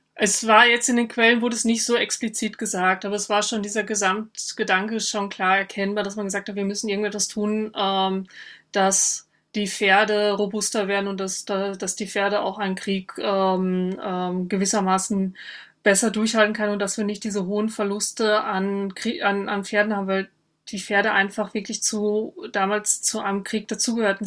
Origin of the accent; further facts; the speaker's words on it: North Rhine-Westphalia, Germany; moved away as an adult; also born or lived in Vienna, Austria; an meinem äh, Dialekt hören, dass ich keine Österreicherin bin, auch keine Wienerin, sondern ich komme aus Nordrhein-Westfalen